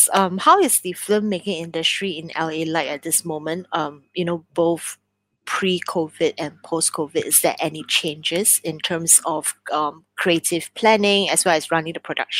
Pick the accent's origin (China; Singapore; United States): Singapore; this bilingualism that, you know, we all Singaporeans grew up